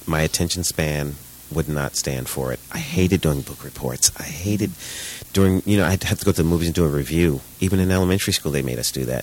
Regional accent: New York City, New York, United States; We're both from Brooklyn

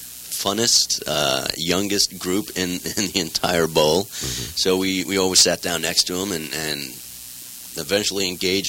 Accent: New York, United States; also born or lived in Long Island; now in California, United States; Grew up in the Bronx.

